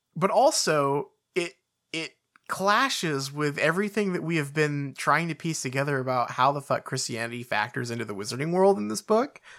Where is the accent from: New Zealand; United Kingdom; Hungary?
United Kingdom; we're the British